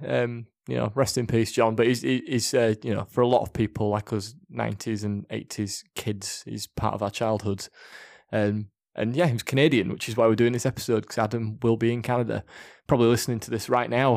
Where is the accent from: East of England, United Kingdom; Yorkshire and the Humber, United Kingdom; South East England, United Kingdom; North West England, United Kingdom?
Yorkshire and the Humber, United Kingdom; we're two blokes from Yorkshire